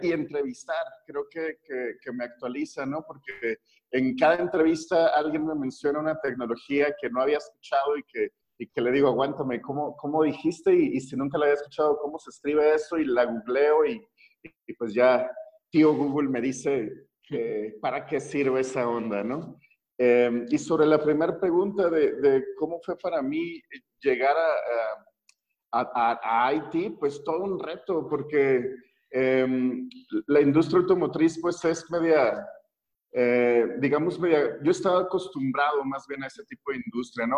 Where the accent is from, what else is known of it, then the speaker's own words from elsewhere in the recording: Mexico; como mexicano promedio